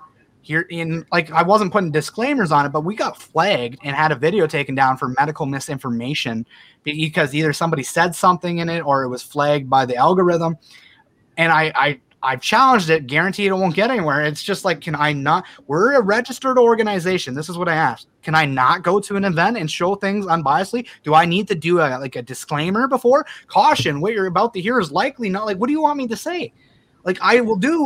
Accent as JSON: {"language": "English", "country": "Canada", "said": "as a Canadian population"}